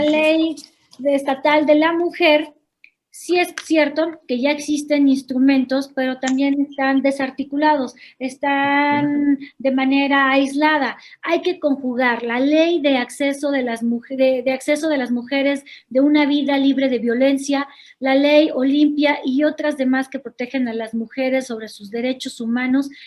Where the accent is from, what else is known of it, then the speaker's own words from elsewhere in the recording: Guanajuato, Mexico; yo soy nacida en Guanajuato, Guanajuato, en el año de 1979. Todas mis escuelas las hice en escuelas públicas, egresada de la Universidad de Guanajuato